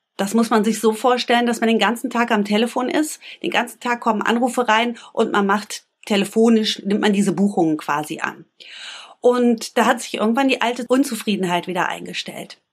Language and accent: German; Bünde, North Rhine-Westphalia, Germany; Ich komme aus Bünde. Bünde ist eine ganz kleine Stadt zwischen Wiengebirge und Teutoburger Wald. Klingt beschaulich, ist beschaulich. Dort bin ich aufgewachsen